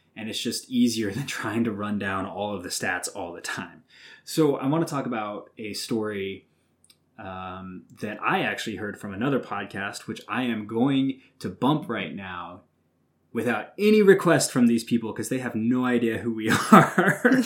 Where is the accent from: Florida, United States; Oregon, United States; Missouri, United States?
Missouri, United States; Southwest; I'm from Southwest Missouri